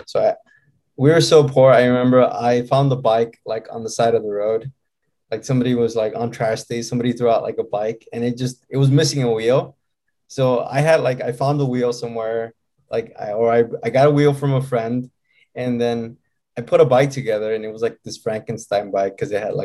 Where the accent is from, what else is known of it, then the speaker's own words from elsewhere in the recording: United States; I was born here in the States. My parents got here in 1988. I was born in 1989.